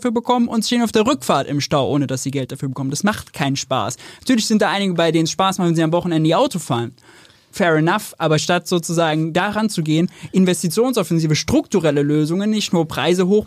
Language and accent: German; Mönchengladbach, North Rhine-Westphalia, Germany; now in Berlin, Germany; München Gladbach, nee, 300.000 Einwohner, wo ich herkomme